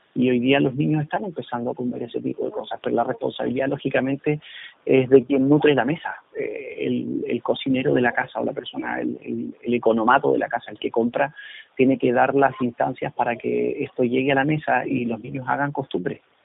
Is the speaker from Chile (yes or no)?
yes; Chile